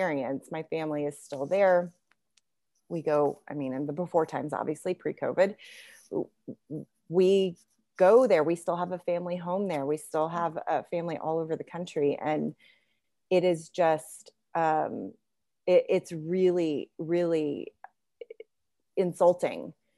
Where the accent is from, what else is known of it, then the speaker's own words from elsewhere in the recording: United States; I'm an American citizen. I was born in the United States. My parents are immigrants.